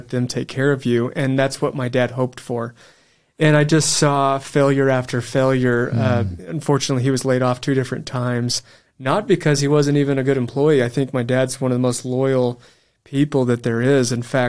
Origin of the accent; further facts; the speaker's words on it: Amarillo, Texas, United States; moved away as an adult; Amarillo, Texas.